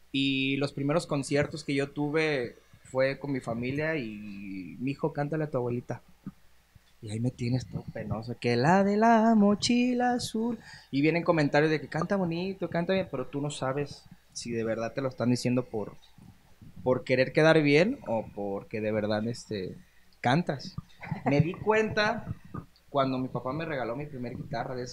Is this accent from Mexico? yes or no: yes; Guadalajara, Jalisco, Mexico; born there; Yo nací aquí en Guadalajara. Todos mis hermanos nacieron aquí en Guadalajara